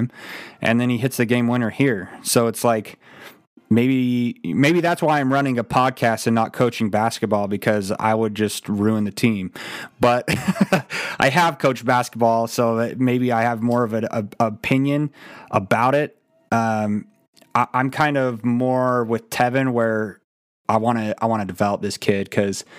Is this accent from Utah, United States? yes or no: yes; Utah, United States; We've all got kids, yeah. too. We're from Utah